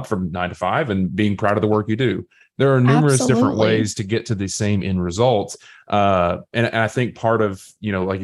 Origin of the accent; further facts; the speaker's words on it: Southeast Tennessee, United States; I was raised in Southeast Tennessee